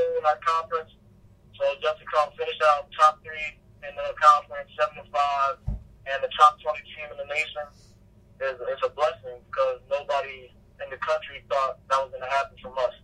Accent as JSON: {"language": "English", "region": "New Jersey", "country": "United States", "said": "I'm from New Jersey"}